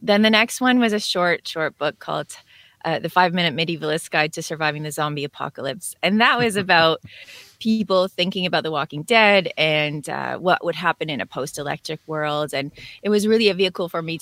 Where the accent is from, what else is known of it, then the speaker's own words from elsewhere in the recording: Northern Ontario, Canada; now in Southern Ontario near Toronto, Canada; I was born in the middle of Ontario. I grew up in Northern Ontario, and now I'm living in Southern Ontario near Toronto.